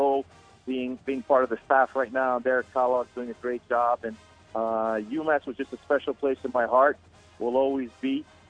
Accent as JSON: {"language": "English", "country": "Canada", "said": "myself being a Canadian, growing up playing hockey at a high level."}